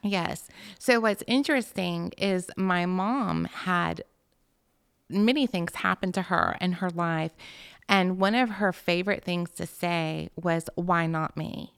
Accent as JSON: {"language": "English", "town": "Alpharetta", "region": "Georgia", "country": "United States", "tie": "born or raised there", "said": "I was raised in Alpharetta"}